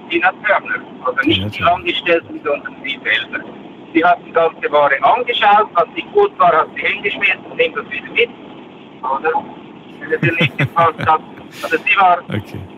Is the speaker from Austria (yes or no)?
no; Switzerland; bei uns in der Schweiz